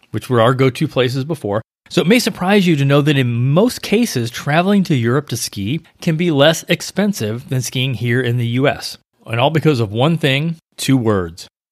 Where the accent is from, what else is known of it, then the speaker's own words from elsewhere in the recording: St. Louis, Missouri, United States; now in Florida, United States; I grew up in Saint Louis